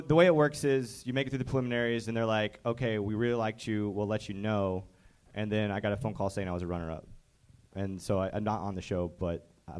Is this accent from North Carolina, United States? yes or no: no; Chicago, Illinois, United States; moved away as an adult; now in Los Angeles, United States